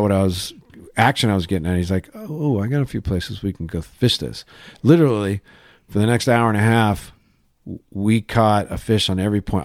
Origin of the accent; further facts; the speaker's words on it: Laguna Niguel, California, United States; I grew up in Laguna Niguel, and then we moved to Laguna Hills